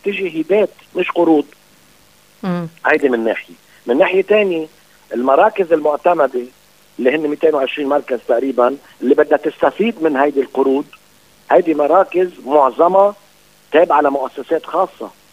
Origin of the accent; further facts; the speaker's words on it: Lebanon; انا كدوله لبنانيه